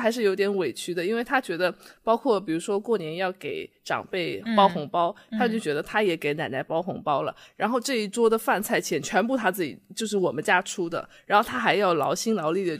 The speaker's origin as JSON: {"language": "Chinese", "town": "Wenzhou", "region": "Zhejiang", "country": "China", "moved": "yes", "said": "然后我们温州那边还有一个叫做拦街福，你听过吗？"}